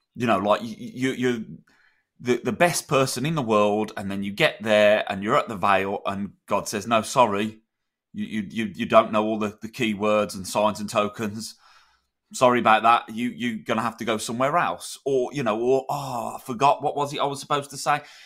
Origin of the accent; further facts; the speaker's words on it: United Kingdom; in Britain